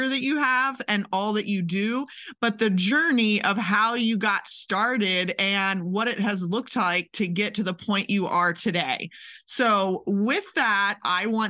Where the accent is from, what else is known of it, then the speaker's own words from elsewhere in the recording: Maryland, United States; now in Kentucky, United States; I'm from Maryland and have spent half my life in Kentucky